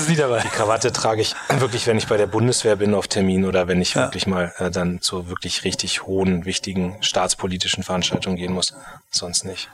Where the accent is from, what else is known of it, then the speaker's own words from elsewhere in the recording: Munster, Lower Saxony, Germany; also born or lived in Berlin; Meine Heimatstadt selbst ist Munster, mhm. ähm, kennt man als größten Heeresstandort